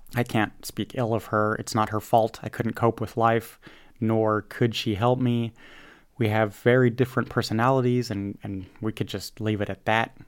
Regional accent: United States; I'm an American

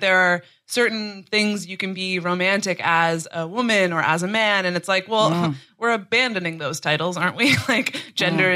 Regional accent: Canada; moved away as an adult; now in London, United Kingdom; I'm from Canada.

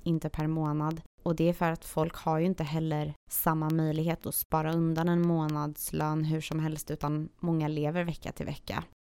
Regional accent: Sweden; also born or lived in Serbia; now in Los Angeles, United States; jag är ju halvserb, halvsvensk

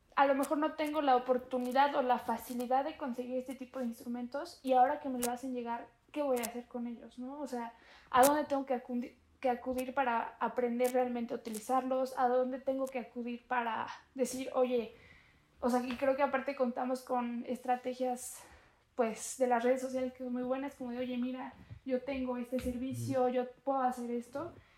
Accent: Santa Ana Chiautempan, Tlaxcala, Mexico; yo soy de Santana, Cheutempan

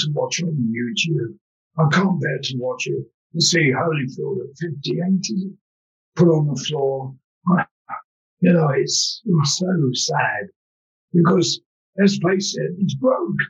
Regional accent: London, United Kingdom; I grew up in London's East End

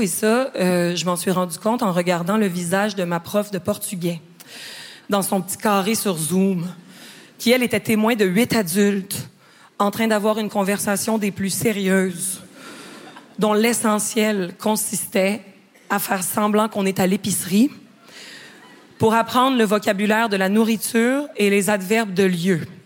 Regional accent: Quebec, Canada; je suis québécoise

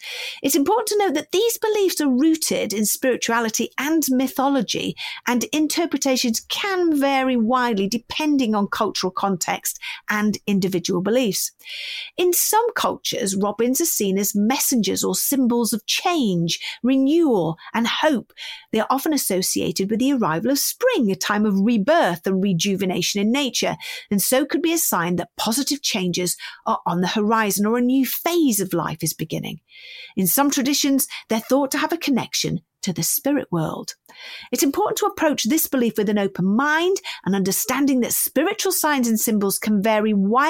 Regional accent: Northern Ireland, United Kingdom; I'm from Northern Ireland, and our custom is to bring the body home as soon as possible after the death.

